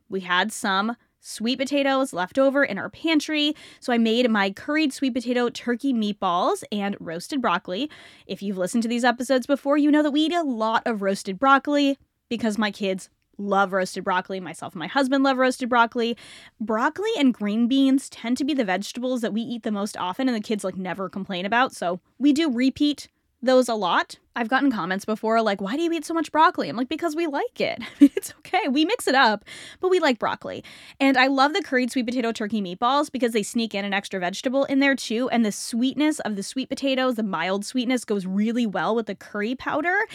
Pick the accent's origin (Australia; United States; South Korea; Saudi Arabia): United States; also born or lived in Canada; I was born in America, grew up in America.